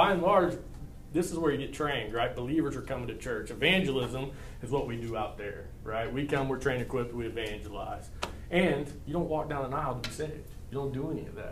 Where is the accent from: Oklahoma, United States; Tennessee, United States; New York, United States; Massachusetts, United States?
Oklahoma, United States; Perry; I was born and raised in Perry, Oklahoma.